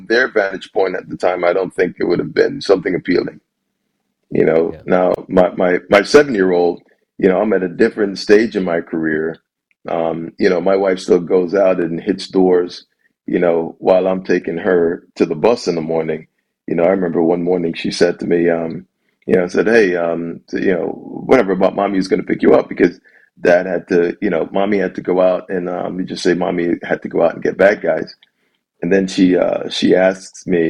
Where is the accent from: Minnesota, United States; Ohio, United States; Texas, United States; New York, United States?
New York, United States; New York City; moved away as an adult; also born or lived in Jamaica / Baltimore, Maryland; now in Detroit, United States; I grew up in Brooklyn. I love the city.